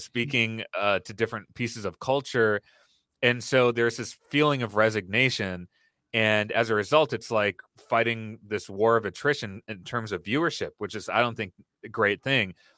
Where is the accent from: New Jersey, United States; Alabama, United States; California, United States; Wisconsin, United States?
Wisconsin, United States; Brookfield; I grew up in Wisconsin, in suburban Milwaukee, in a town where a lot of people did not look like me or share my background.